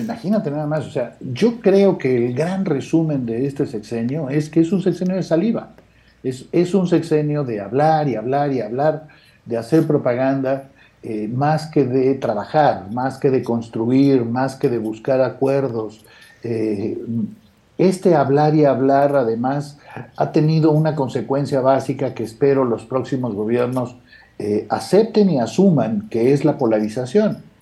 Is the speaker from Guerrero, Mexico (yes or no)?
yes; Guerrero, Mexico